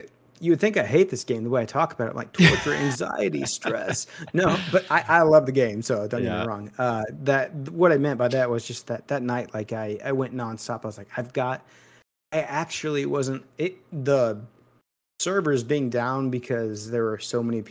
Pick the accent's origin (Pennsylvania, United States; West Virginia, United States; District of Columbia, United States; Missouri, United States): Missouri, United States; I'm from Missouri